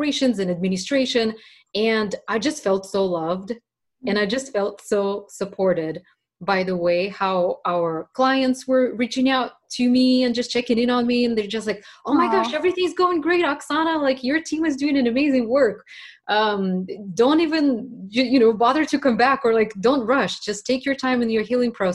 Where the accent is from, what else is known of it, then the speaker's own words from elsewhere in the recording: Russia; moved away; I was raised back in Russia at the very end of the Soviet times